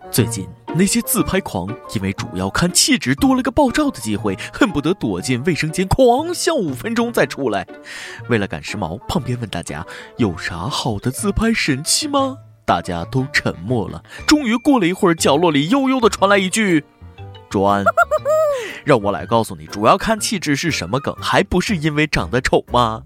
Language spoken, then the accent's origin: Chinese; China; 作为中国人